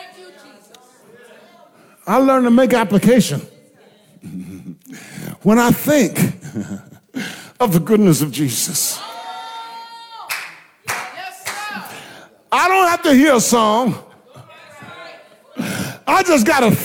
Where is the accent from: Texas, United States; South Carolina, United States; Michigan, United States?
South Carolina, United States; Blair; I come from Blair